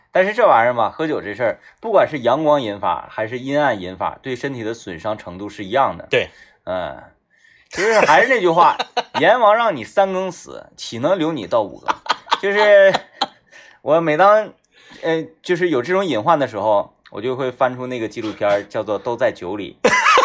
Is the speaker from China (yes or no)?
yes; Northeast China, China; 咱们东北人